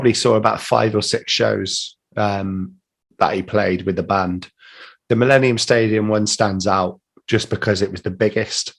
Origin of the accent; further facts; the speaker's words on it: England, United Kingdom; I'm English